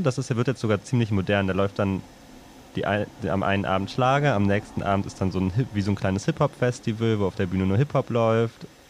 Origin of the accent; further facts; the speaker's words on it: Trier, Rhineland-Palatinate, Germany; in meine Heimat ein, tief im Westen in Trier